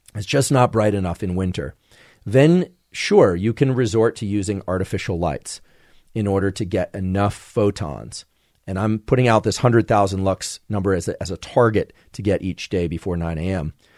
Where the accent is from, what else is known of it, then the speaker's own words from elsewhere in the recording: California, United States; as a Californian